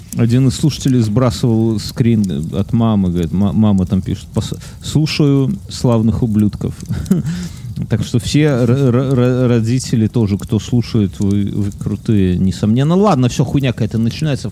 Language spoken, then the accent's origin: Russian; Belarus; я, потому что из Беларуси